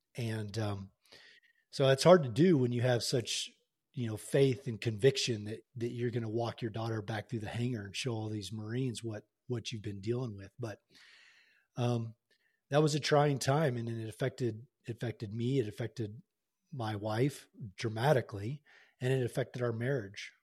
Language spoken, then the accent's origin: English; Tulsa, Oklahoma, United States; moved away as an adult; I was born and raised in Tulsa, Oklahoma